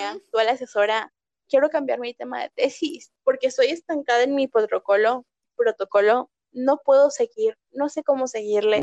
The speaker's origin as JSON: {"language": "Spanish", "country": "Mexico", "said": "como mexicana"}